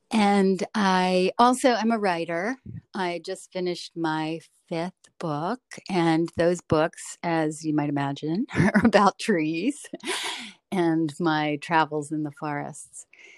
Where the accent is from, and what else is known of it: Delaware, United States; now in Maryland, United States